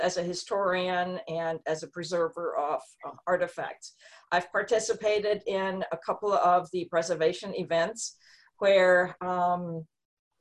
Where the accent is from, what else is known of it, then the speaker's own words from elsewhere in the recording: Germany; moved away as an adult; now in Missouri, United States; I'm an immigrant myself. I come directly from Germany. I arrived 35 years ago this year